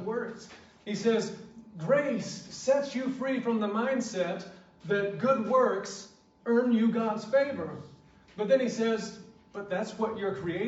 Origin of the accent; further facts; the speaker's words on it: South Georgia, United States; I was born and raised in South Georgia